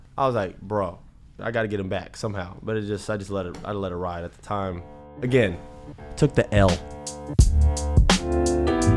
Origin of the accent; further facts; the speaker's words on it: Florida, United States; we grew up in Florida